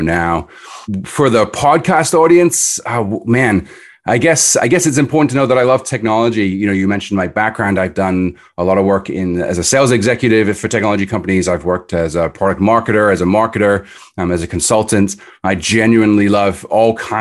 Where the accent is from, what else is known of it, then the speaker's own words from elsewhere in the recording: Edinburgh, Scotland, United Kingdom; moved away; I grew up in Edinburgh in Scotland, so I'm from overseas originally.